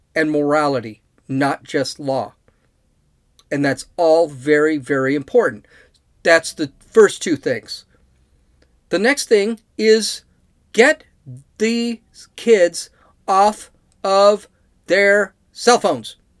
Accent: California, United States; I'm from California

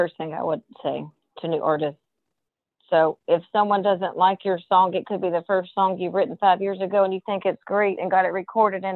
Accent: New Bern, North Carolina, United States; I will be in New Bern, North Carolina, my hometown

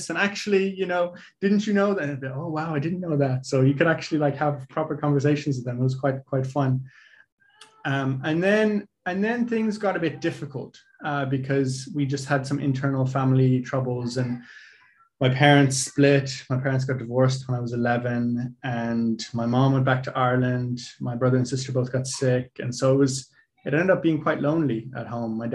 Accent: Lesotho; And so um, growing up in Lesotho was a fascinating experience.

